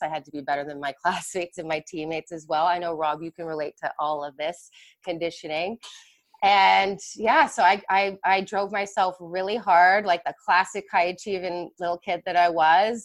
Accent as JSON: {"language": "English", "town": "Mississauga", "region": "Ontario", "country": "Canada", "tie": "born or raised there", "said": "I grew up in Mississauga, which is kind of, as we Canadians over here know, the hockey hotbed"}